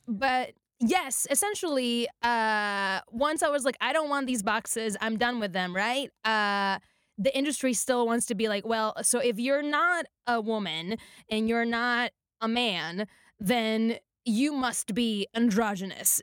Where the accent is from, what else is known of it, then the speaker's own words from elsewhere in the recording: Puerto Rico; moved away as an adult; now in Los Angeles, United States; when I first came to Los Angeles, I'm from Puerto Rico, I speak Spanish, I'm Latina